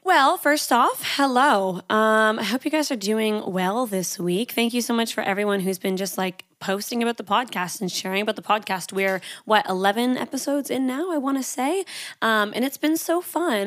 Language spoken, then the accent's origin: English; Canada; now in Sydney, Australia; I'm Canadian, so my accent can be a little bit crazy sometimes